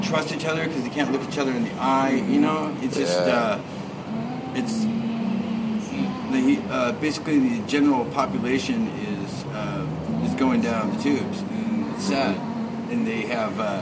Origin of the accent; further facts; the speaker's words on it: Alaska, United States; now in Bellingham, United States; I'm from Alaska originally. I live outside here in fucking Cakewalk